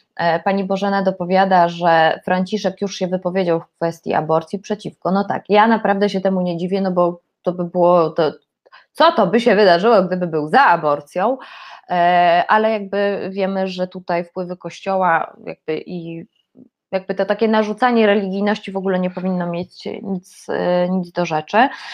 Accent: Poland; jestem z Polski

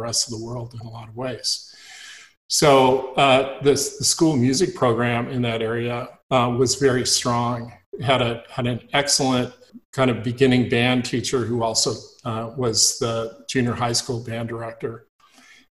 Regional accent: Ridgecrest, California, United States; this was out in the middle of the desert where I grew up. I was born in Ridgecrest, California

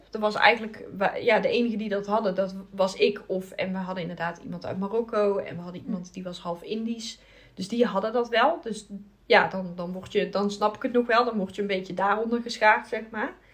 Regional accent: Brazil; ik kom natuurlijk uit Brazilië.

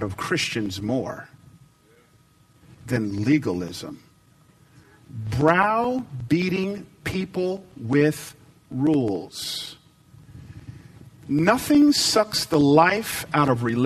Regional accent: the Bible Belt, the South, United States; I grew up in the Bible Belt. I grew up down south

